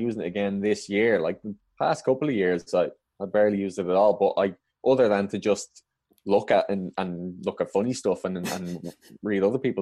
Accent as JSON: {"language": "English", "town": "Dublin", "region": "Leinster", "country": "Ireland", "tie": "born or raised there", "moved": "as an adult", "lives_now": "London, United Kingdom", "said": "I grew up in Dublin and still live there"}